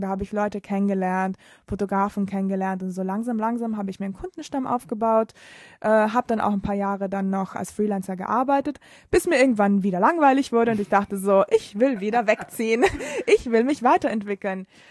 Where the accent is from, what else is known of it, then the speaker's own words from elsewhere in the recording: Bolzano, Trentino-Alto Adige, Italy; first language German and Italian; moved away as an adult; now in Berlin, Germany; ich komme aus Bozen, das ist eine ziemlich kleine Stadt im Norden von Italien, in Südtirol. Und äh, deshalb kann ich auch Deutsch, weil das ist sehr nah an der österreichischen Grenze. Deshalb bin ich da mit Deutsch und Italienisch aufgewachsen.